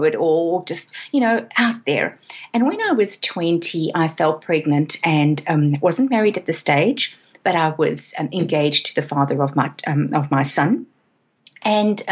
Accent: South Africa; moved away as an adult; now in Australia

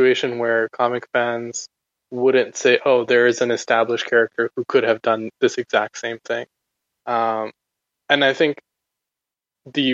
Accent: Abu Dhabi, United Arab Emirates; I was actually growing up in the Middle East in Abu Dhabi

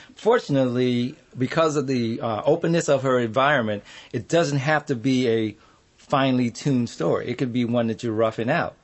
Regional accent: Compton, California, United States; also born or lived in Houston, Texas; we moved to Compton

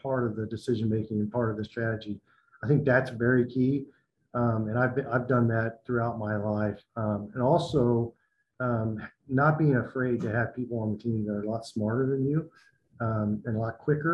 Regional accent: north of Cincinnati, Ohio, United States; moved away; also born or lived in Tennessee; my dad was a municipal judge in my hometown, and his dad was a judge as well in Ohio. So I'm from the Ohio area, north of Cincinnati

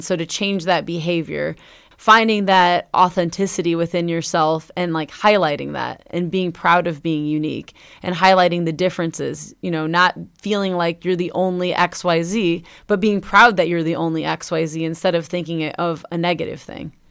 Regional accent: Northwest Indiana, United States; now in Bloomington, United States; Northwest Indiana. in my hometown

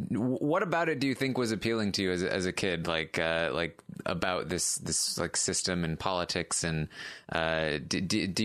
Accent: Maryland, United States; Yeah, I've been in Maryland my whole life. Uh, have not left.

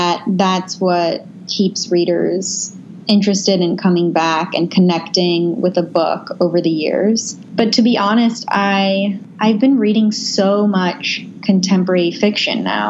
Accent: California, United States; I grew up in California and I never went outside

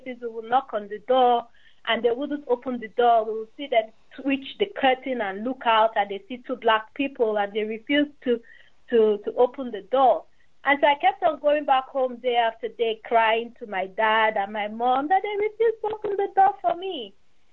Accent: Nigeria; moved away as an adult; also born or lived in England; now in United States; I'm a Nigerian. I'm a Nigerian immigrant. I'm from Nigeria.

